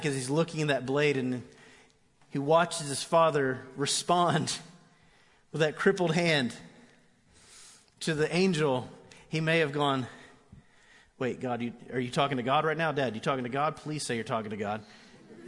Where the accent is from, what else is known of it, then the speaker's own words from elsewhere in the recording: Orlando, Florida, United States; I grew up in Orlando